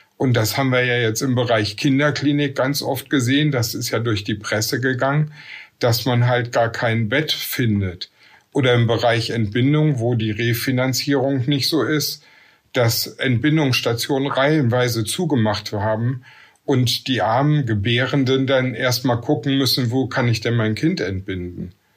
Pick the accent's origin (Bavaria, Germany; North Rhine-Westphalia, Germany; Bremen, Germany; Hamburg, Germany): North Rhine-Westphalia, Germany; Essen; now in Velbert, Germany; Geboren in Essen, wohne in Felbert, zwischen Essen, Wuppertal und Düsseldorf, nicht im Ruhrgebiet im Bergischen Land.